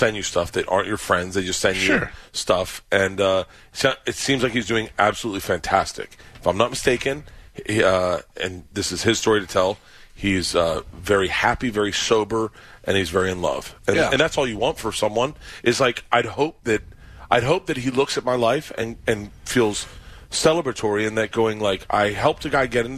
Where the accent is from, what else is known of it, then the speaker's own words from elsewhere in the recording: Florida, United States; I grew up in Florida